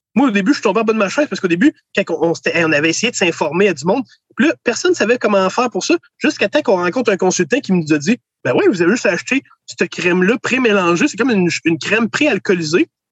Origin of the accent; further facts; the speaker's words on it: Kingsey Falls, Quebec, Canada; j'ai été élevé à Kings Effort, au centre du Québec